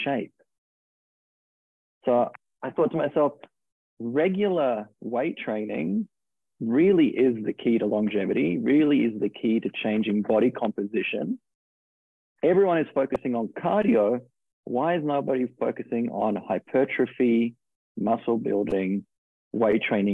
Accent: Australia; accent: Australian; moved away as an adult; now in New York, United States; So I'm originally from Australia. I moved to New York 12 years ago.

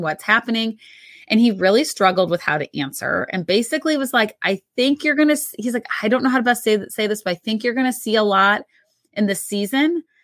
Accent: Missouri, United States; we grew up in Missouri

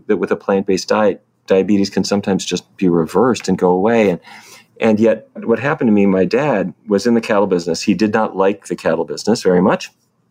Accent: Fargo, North Dakota, United States; moved away; I grew up in North Dakota.

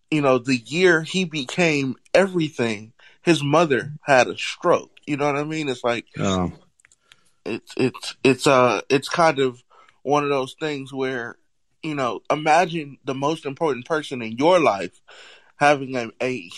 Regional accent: California, United States; now growing up in California, it's, it's a little bit more relaxed

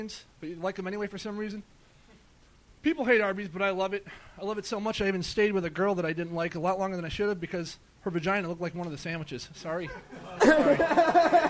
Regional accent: Buffalo, New York, United States; moved away as an adult; I'm from Buffalo.

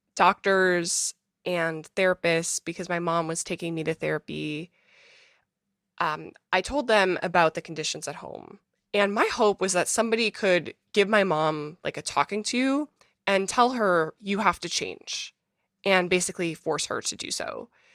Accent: Minnesota, United States; moved away as an adult; now in New York City, United States; I was born in Minnesota, to a two-parent family

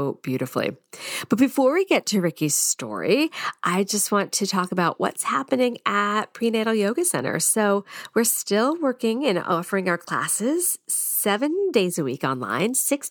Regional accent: United States; my American tongue

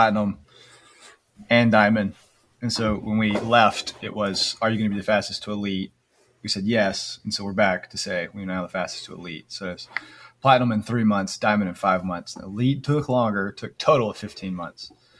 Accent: Mississippi, United States; Where I'm from Mississippi

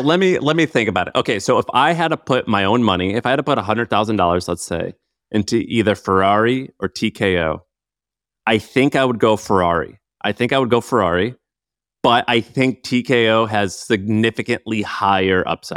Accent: St. Louis, Missouri, United States; I grew up in Saint Louis.

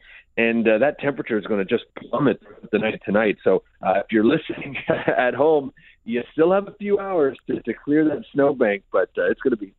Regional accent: Montreal, Quebec, Canada; now in Toronto, Canada; I grew up in Montreal

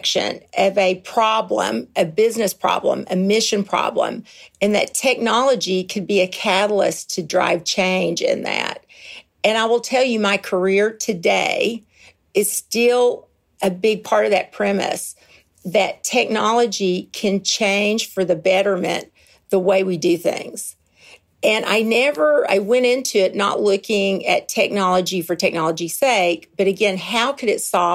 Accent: Kentucky, United States; moved away as an adult; also born or lived in Nuremberg, Germany; I am originally from Kentucky. It's a beautiful bluegrass state, and I lived there until I was 23

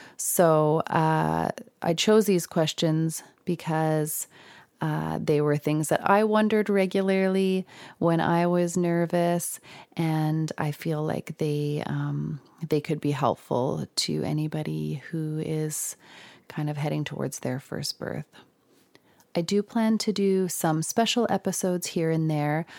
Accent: Saskatoon, Saskatchewan, Canada; I'm from Saskatoon

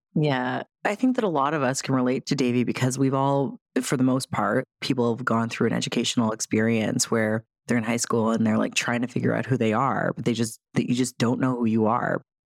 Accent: Toronto area, Ontario, Canada; we're both from Toronto adjacent, right? The six

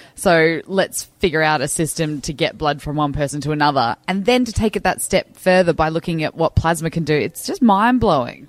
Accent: Western Australia, Australia; I grew up in West Australia basically my whole life

